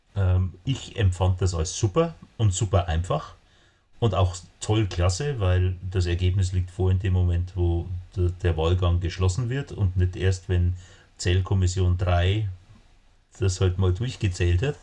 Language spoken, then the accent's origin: German; Bavaria, Germany; ich komme aus Bayern